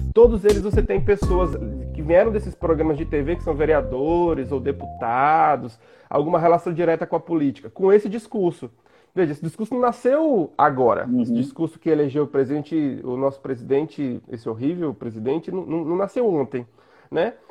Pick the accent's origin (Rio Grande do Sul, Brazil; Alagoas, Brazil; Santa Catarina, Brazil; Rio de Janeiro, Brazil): Alagoas, Brazil; interior of; sou de uma cidade do interior de Alagoas